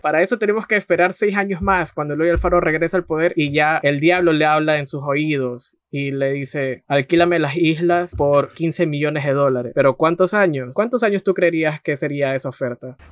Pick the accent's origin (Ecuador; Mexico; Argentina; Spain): Ecuador; nosotros como ecuatorianos